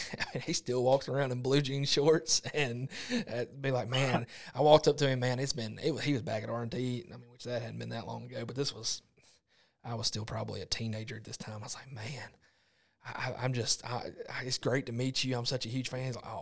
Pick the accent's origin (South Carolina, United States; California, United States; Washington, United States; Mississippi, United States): Mississippi, United States; now in Arkansas, United States; I came from Mississippi, and now 99% Arkansas, and I've always blown a cut down.